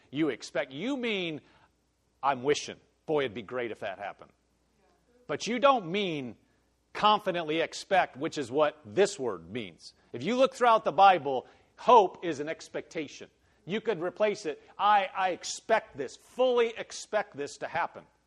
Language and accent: English; Omaha, Nebraska, United States; moved away; I came from Nebraska, but you know, I came from Omaha, so it's it's a city.